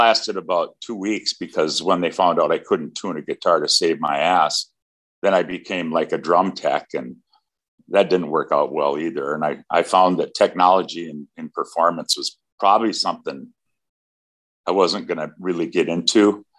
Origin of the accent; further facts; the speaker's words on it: Wisconsin, United States; Right here in Wisconsin.